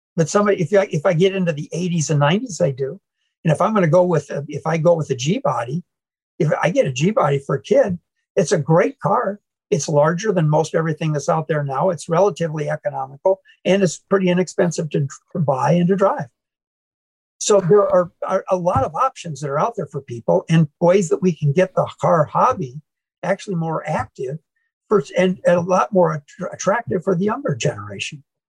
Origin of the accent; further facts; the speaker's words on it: Manchester, Iowa, United States; now in St. Louis, United States; I grew up in Iowa